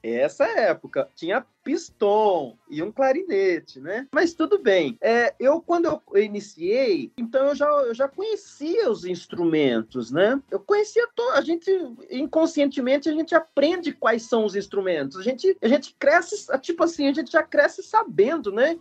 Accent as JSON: {"language": "Portuguese", "town": "São Manuel", "region": "São Paulo", "country": "Brazil", "tie": "born or raised there", "said": "São Manuel, a segunda cidade que, que, eu, que eu morei, né? Vim de São Paulo para São Manuel"}